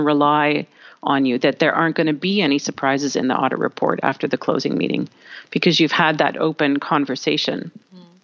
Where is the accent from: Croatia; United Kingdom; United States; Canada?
Canada; I'm from Canada, we're quite open, quite friendly.